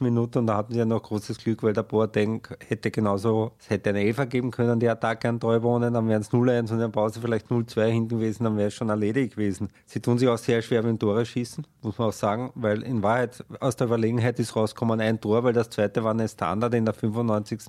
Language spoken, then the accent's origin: German; Austria; als Österreicher